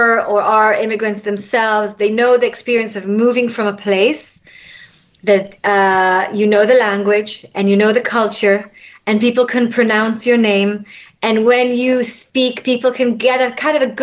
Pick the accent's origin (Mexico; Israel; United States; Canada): Israel; moved away as an adult; now in London, United Kingdom; when I was raised in Israel, I was raised pretty much with people that have a similar religion